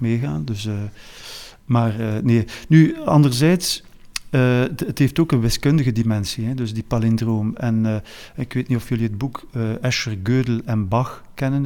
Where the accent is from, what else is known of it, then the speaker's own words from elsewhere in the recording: Flanders, Belgium; wij als Vlaming